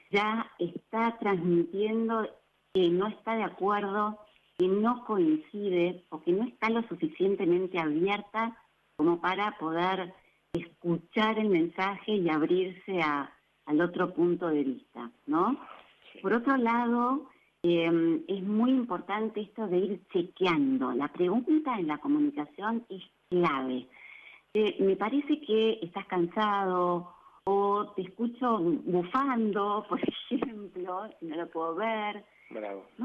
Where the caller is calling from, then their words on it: Banfield, Buenos Aires Province, Argentina; Buenas noches, eh … de Banfield y tengo una pregunta para la licenciada.